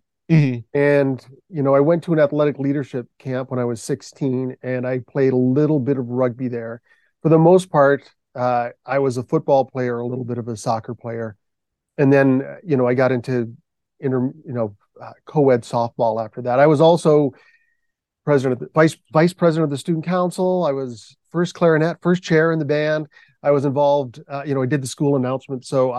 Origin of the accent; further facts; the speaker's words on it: Michigan, United States; I had a love for the Detroit Tigers when I was a boy growing up in Michigan.